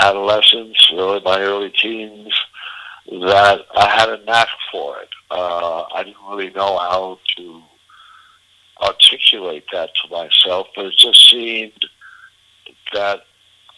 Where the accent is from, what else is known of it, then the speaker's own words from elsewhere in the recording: outside of New York, United States; I grew up outside of New York